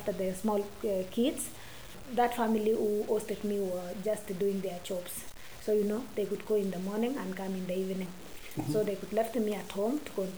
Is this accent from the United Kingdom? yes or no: no; Baringo County, Kenya; so I was born in Baringo